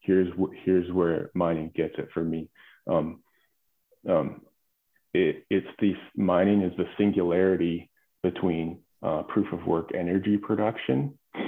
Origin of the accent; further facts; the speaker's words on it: Alberta, Canada; I grew up in Alberta on a farm, working the land.